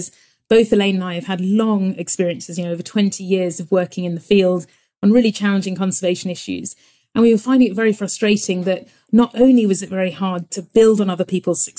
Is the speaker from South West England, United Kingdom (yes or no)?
yes; Devon, South West England, United Kingdom; I grew up in Devon